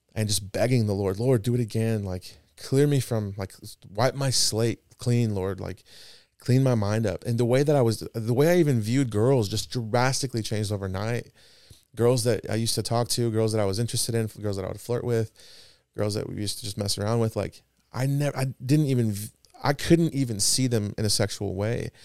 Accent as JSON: {"language": "English", "town": "Presidio", "region": "Texas", "country": "United States", "tie": "born or raised there", "also_born_or_lived": "El Paso, Texas", "said": "we moved from El Paso to a small little town, I've mentioned it before. And it's about four hours south of, uh, El Paso. It's called Presidio"}